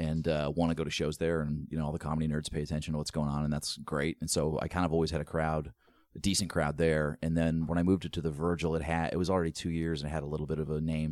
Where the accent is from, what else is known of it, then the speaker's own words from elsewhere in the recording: East Coast, United States; I'm from the East Coast